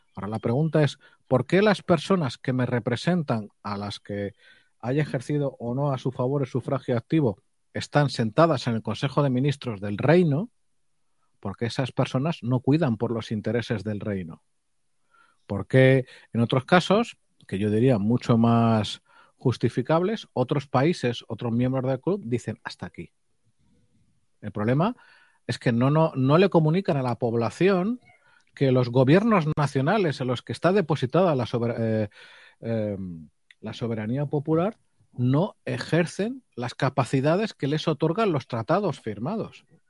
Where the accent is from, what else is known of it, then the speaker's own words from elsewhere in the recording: Spain; nosotros somos ciudadanos españoles